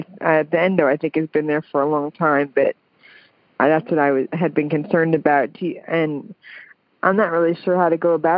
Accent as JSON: {"language": "English", "region": "the South", "country": "United States", "said": "well, I'm from the South, so"}